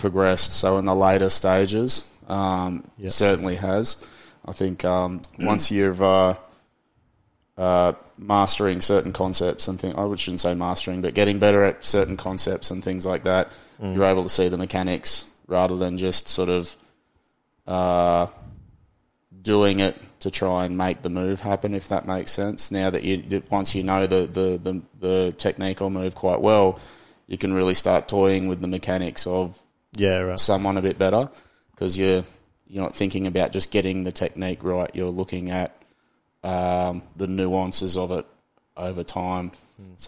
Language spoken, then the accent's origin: English; Byron Bay, New South Wales, Australia; also born or lived in Lismore, Australia; I grew up in Byron, but at that period of time, I'd moved out towards Lismore a bit more.